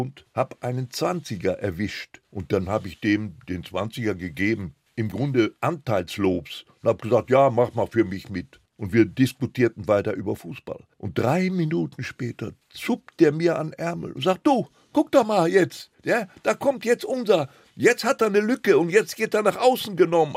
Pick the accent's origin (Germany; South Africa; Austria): Germany; Recklinghausen, North Rhine-Westphalia; first language Polish; German is a second language; also born or lived in area east of Frankfurt (Oder), Poland; in der Hauptpost in Recklinghausen, wo ich ja geboren war